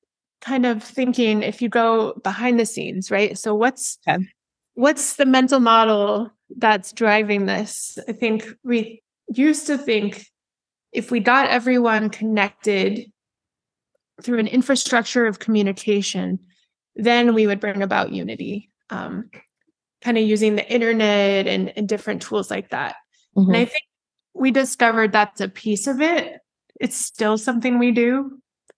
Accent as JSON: {"language": "English", "region": "Southwest", "country": "United States", "tie": "born or raised there", "moved": "as an adult", "lives_now": "Boston, United States", "said": "I grew up in the Southwest and moved to Boston in 2008."}